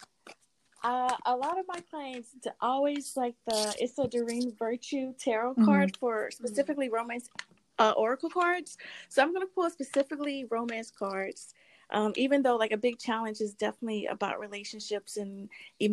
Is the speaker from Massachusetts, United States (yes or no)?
no; Mississippi, United States; now in New York City, United States; I'm originally from Mississippi. I live in New York City now.